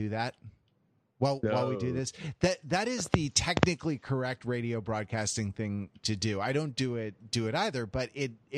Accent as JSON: {"language": "English", "country": "United States", "said": "as an American"}